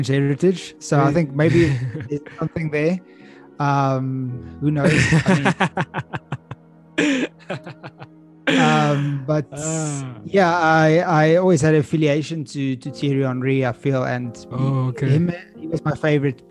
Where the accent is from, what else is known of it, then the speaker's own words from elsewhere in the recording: Pretoria, Gauteng, South Africa; I was born in Pretoria